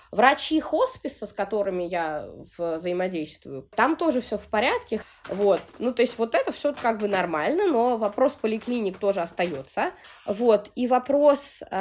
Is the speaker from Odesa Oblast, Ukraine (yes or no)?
no; Sevastopol, Ukraine; born there; moved away; Родилась я в Севастополе, вот, но так как мой отец гражданин Российской Федерации, у меня российское гражданство, как и у матери